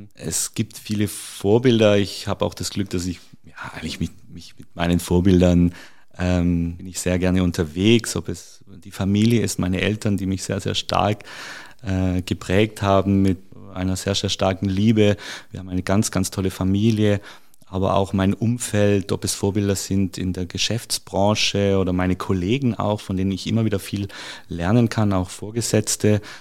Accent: near Stuttgart, Baden-Württemberg, Germany; moved away as an adult; also born or lived in Carinthia, Austria / Salzburg, Austria / Spain; now in Kitzbühel, Austria; ich habe die ersten 20 Jahre, ich bin auch in Deutschland geboren, äh, bin dort zur Schule gegangen und in der Nähe von Stuttgart

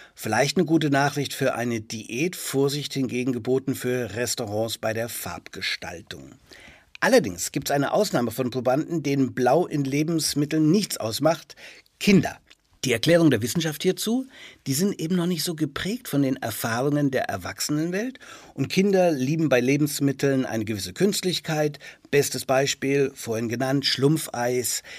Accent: Franconia, Bavaria, Germany; meiner fränkischen Heimat

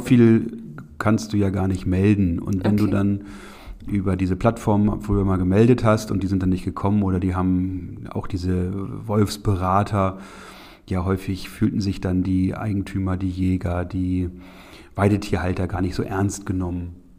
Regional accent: Lüneburg Heath, Lower Saxony, Germany; bei uns in der Lüneburger Heide

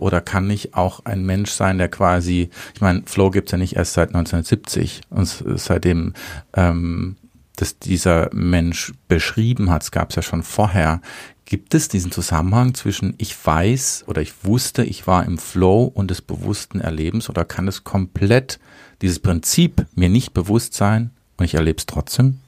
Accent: Baden-Württemberg, Germany; Selber als Badener

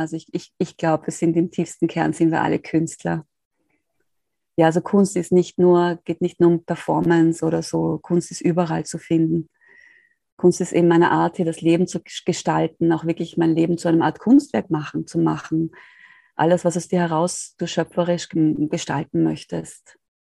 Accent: Austria; ich bin aus Österreich

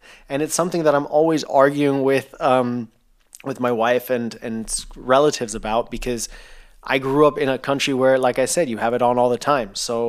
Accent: Thailand; growing up in Thailand, you obviously have ACs in every single room

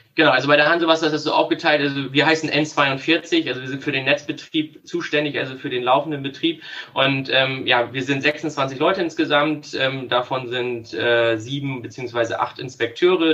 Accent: Worphausen, Lower Saxony, Germany; also born or lived in Munich; ich komme aus dem wunderschönen Norden ähm, bei Bremen, aus dem Ort Worphausen. Äh, ja, ich bin da seit 30 Jahren

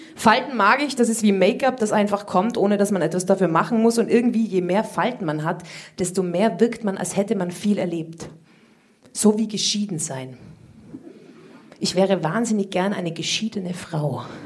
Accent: Austria; Ich komme aus Österreich

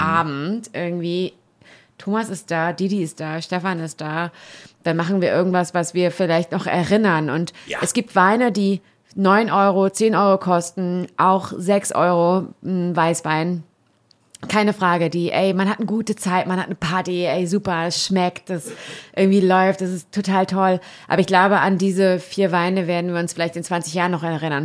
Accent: Warendorf, North Rhine-Westphalia, Germany; ich komme ja aus Warendorf, aus Westfalen

